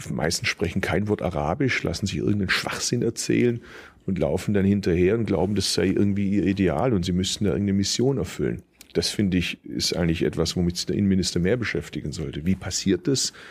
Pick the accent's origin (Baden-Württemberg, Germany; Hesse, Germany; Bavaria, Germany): Baden-Württemberg, Germany; Bad Urach; now in Berlin, Germany; ich kann theoretisch von Berlin hier bis zu meiner Geburtsstadt mit dem Zug fahren